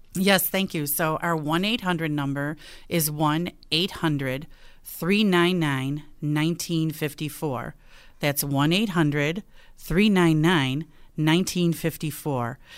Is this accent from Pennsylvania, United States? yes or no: no; Buffalo, New York, United States; moved away as an adult; also born or lived in Rochester; I was born and raised in South Buffalo